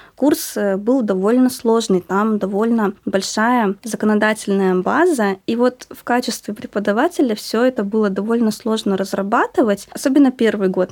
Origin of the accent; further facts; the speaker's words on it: Northern Kazakhstan, Kazakhstan; now in Omsk, Russia; Я сама родилась в Северном Казахстане